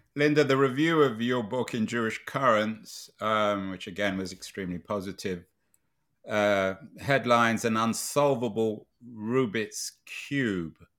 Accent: London, United Kingdom; When I was growing up in London in the nineteen sixties and seventies

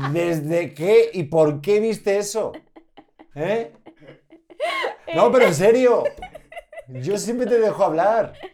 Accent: Spain

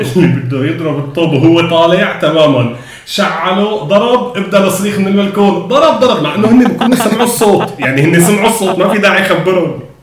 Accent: Homs, Homs Governorate, Syria; moved away; من وجهه نظري كحمصي

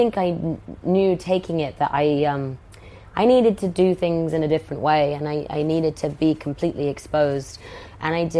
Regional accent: Oxford, South East England, United Kingdom; I grew up in Oxford, and I'm one of four

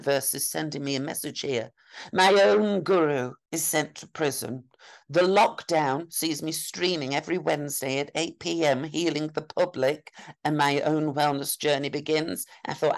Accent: Yorkshire and the Humber, United Kingdom; as a Yorkshire woman

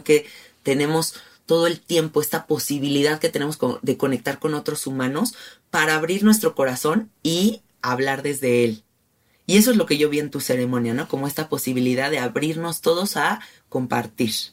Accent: Mexico City, Mexico; yo, por ejemplo, que soy muy de la Ciudad de México, que soy muy rata de ciudad

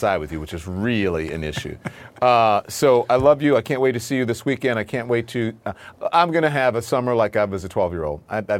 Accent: Louisiana, United States; Look, I grew up in Louisiana. Everybody I knew had a gun.

